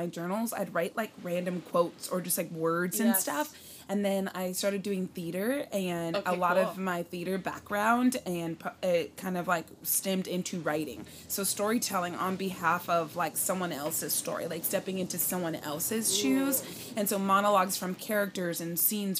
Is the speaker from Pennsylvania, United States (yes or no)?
no; Richmond, California, United States; moved away as an adult; now in Los Angeles, United States; I am born and raised in Richmond area